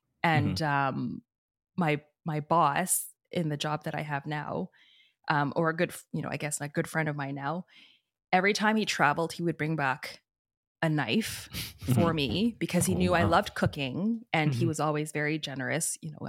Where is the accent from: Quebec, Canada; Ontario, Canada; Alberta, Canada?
Alberta, Canada; Peace River; also born or lived in Edmonton; we actually didn't have the restaurant when we first moved up there because I was born in Edmonton. {S1} Okay. {S2} And I moved up to Peace River when I was 5.